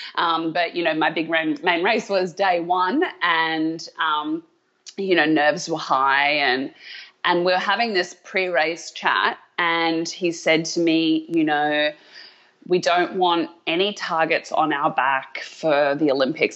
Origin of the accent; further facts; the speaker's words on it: Australia; moved away as an adult; also born or lived in America; now in United States; as an Australian who loves an underdog